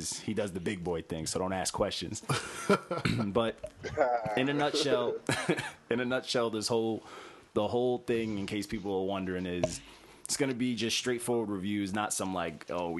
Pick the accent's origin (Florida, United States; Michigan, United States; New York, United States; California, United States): New York, United States; Elmont; also born or lived in Montreal; I'm from Elmont, but I was born in, you know, Montreal.